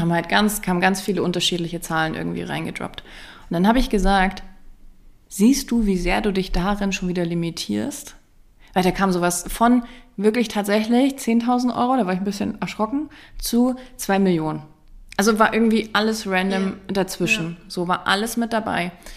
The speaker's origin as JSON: {"language": "German", "region": "East Germany", "country": "Germany", "tie": "born or raised there", "said": "Ich bin ein DDR-Ostkind"}